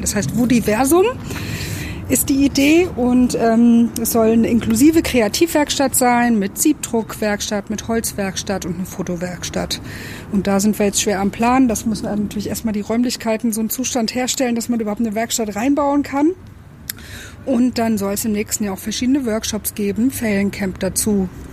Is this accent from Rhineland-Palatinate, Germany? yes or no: no; Frankfurt am Main, Hesse, Germany; moved away as an adult; also born or lived in Baltic Sea coast; now in Darmstadt, Germany; ich komme eigentlich aus Frankfurt, habe an der Ostsee gelebt zu der Zeit